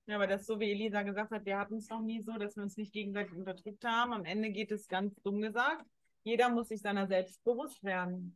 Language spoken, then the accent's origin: German; Germany; Bei uns in Deutschland